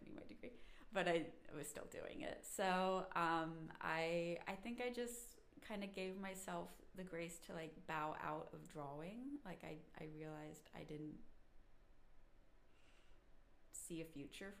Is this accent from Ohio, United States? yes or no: no; Brandon, Mississippi, United States; moved away as an adult; now in Cincinnati, United States; I was born in Brandon, Mississippi, which is right outside of Jackson